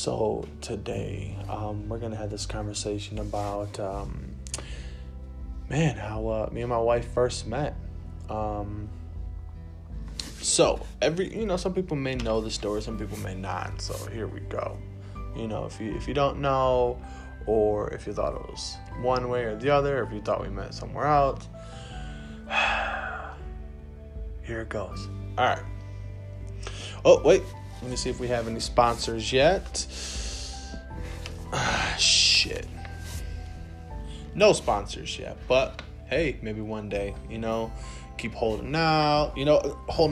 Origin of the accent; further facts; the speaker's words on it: Rockford, United States; I was from Rockford.